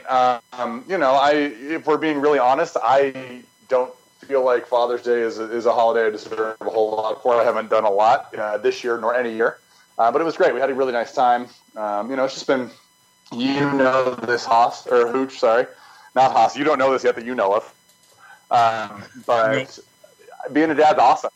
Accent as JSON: {"language": "English", "town": "Lafayette", "region": "Colorado", "country": "United States", "tie": "born or raised there", "moved": "yes", "lives_now": "Nebraska, United States", "said": "I was born and raised um, in the house that I'm standing in right now, as a matter of fact, in Lafayette"}